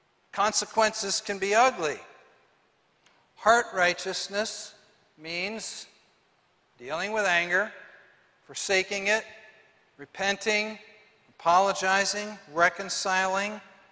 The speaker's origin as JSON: {"language": "English", "town": "Moorhead", "region": "Minnesota", "country": "United States", "tie": "born or raised there", "said": "Lyle and I grew up as close as brothers could be. We were raised in Moorhead, Minnesota."}